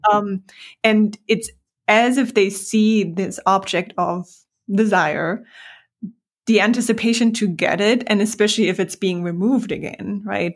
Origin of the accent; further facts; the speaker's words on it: Germany; moved away as an adult; also born or lived in Hamburg, Germany / New York City, United States; I'm from Germany